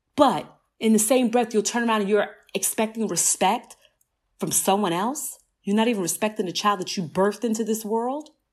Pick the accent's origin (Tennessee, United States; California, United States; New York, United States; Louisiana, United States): New York, United States; New York City; I grew up in Southside Jamaica, Queens